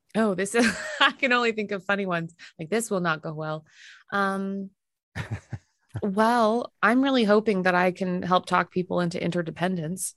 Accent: Winnipeg, Manitoba, Canada; moved away; also born or lived in Minnesota; I loved growing up in a place with um, absolutely zero pretension.

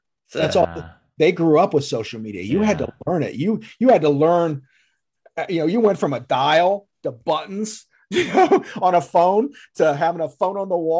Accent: Texas, United States; Like, she'll even tell I'm a Dallas Cowboys fan because I came from Texas and this is Eagle country.

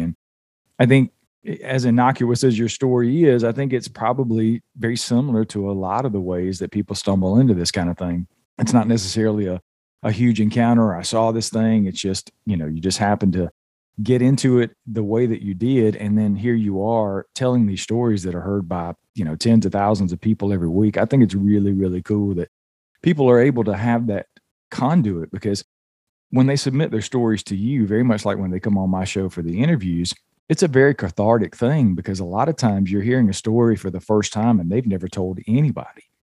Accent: Georgia, United States; from the Southeast, where I was born and raised in Georgia

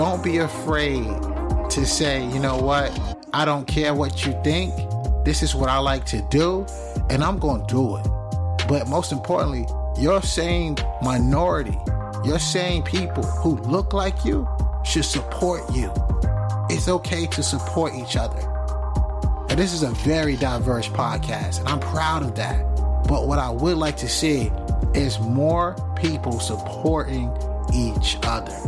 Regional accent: North Carolina, United States; I'm from North Carolina

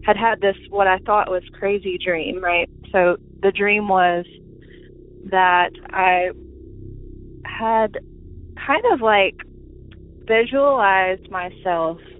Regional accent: Alabama, United States; I'm from Alabama

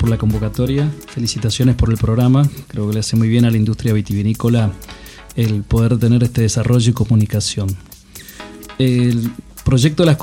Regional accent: Rivadavia, Mendoza, Argentina; born there; Bueno, yo soy nacido en Rivadavia, una de las zonas por excelencia productoras de bonarda.

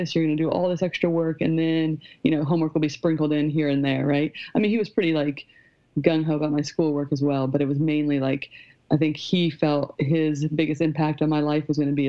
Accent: Indiana, United States; I grew up in Indiana

